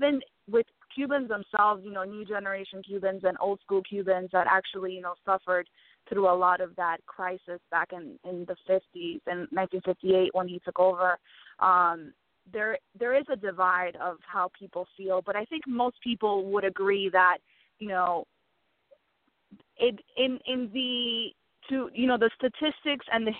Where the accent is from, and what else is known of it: Miami, Florida, United States; born or raised there; moved away as an adult; also born or lived in Havana, Cuba; now in New York, United States